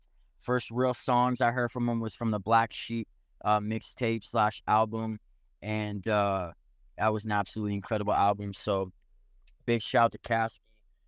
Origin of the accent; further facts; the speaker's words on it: Phoenix, Arizona, United States; also born or lived in Provo, Utah / La Jolla, California / San Francisco, California; So I was born in Utah, but raised in Arizona, and moved all over.